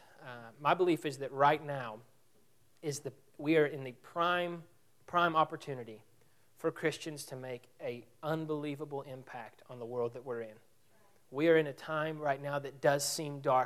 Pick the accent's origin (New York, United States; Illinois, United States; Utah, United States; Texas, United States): Texas, United States; Abilene; also born or lived in Skien, Norway; I am from Abilene. And so Abilene is not near as small as Quanah